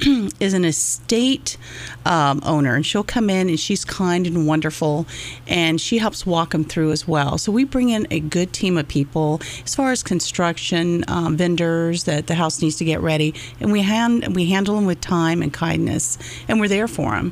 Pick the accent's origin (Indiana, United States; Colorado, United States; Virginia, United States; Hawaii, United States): Virginia, United States; Yeah, I came out here from Northern Virginia and just fell in love with the location.